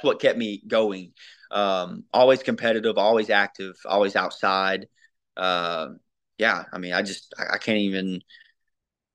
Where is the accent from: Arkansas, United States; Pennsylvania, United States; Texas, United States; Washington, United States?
Arkansas, United States; Mayflower; I've only lived here